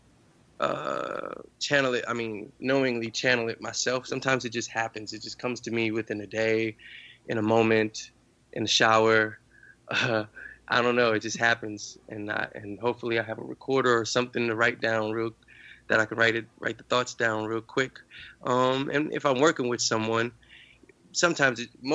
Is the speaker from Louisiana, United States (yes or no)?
yes; New Orleans, Louisiana, United States; growing up in New Orleans, I mean, you have a different experience